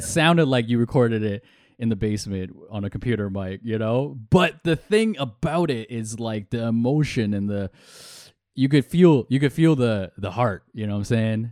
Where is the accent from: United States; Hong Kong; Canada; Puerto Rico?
Hong Kong; I'm Chinese from Hong Kong.